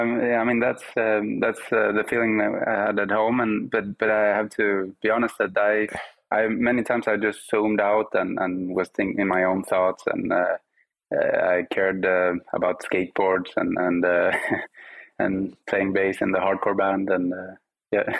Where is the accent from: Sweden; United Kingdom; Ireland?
Sweden; English is a second language; growing up in Sweden, I grew up, you know, with Spanish at home, Swedish uh, with my friends